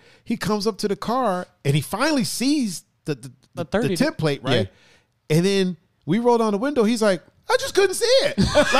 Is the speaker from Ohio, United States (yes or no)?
yes; Ohio, United States; Well, we're coming from Illinois in Indiana, going to Ohio, which we call home.